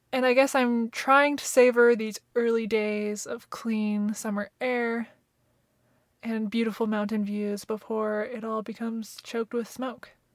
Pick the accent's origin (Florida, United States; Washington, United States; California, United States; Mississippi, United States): Washington, United States; Seattle; moved away as an adult; now in Canada; I grew up in Seattle, so pretty close to B C.